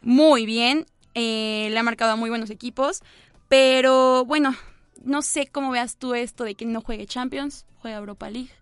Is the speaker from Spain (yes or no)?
no; Mexico